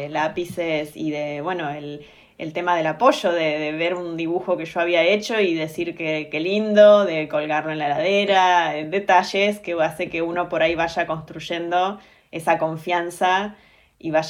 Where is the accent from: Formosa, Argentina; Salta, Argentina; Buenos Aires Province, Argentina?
Buenos Aires Province, Argentina; Olavarría; born there; also born or lived in Bahía Blanca; Soy nacida en Olavarría